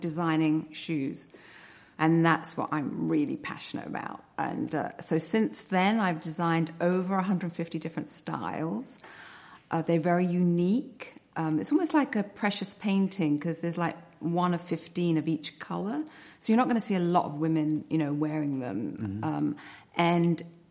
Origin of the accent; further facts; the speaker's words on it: London, United Kingdom; moved away as an adult; also born or lived in Greece (ancestry); now in United States; I was born in London. My parents are Greek, so I'm 100% Greek, even though I was born in London. I moved to America in the mid-80s for love